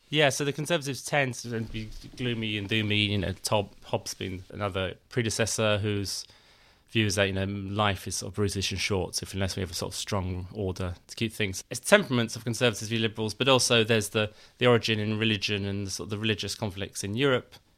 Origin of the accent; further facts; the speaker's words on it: London, United Kingdom; I grew up in London